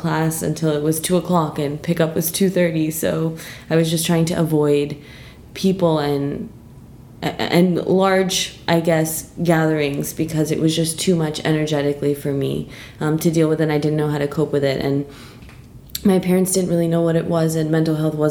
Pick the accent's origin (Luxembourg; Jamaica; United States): United States; New York City, New York; moved away as an adult; now in London, United Kingdom; I'm from New York.